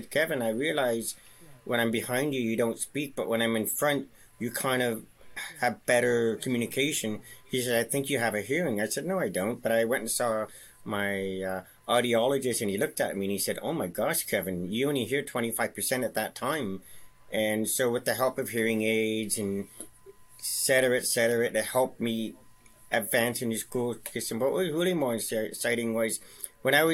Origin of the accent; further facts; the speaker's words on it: Ottawa, Ontario, Canada; also born or lived in Victoria, British Columbia; So in 72, Dad was in D&D Armed Forces. So we transferred, we drove across Canada to Ottawa, and we've been in Blackburn Hamlet since 1972